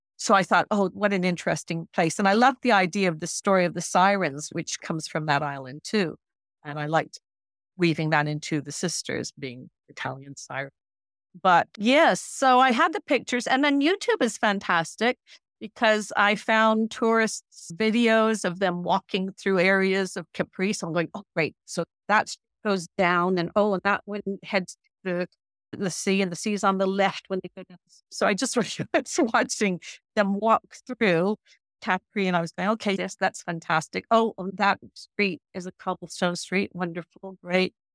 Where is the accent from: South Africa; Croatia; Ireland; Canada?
Canada; Newfoundland and Labrador; moved away; I'm a Newfoundlander. I went back to Newfoundland